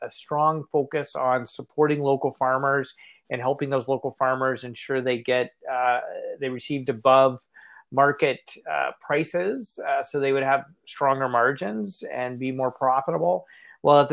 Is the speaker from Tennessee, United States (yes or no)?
no; rural western Kansas, United States; moved away as an adult; also born or lived in Indiana / Ontario, Canada; now in Toronto, Canada; I grew up in Kansas on a farm, so I'm a farm kid from rural western Kansas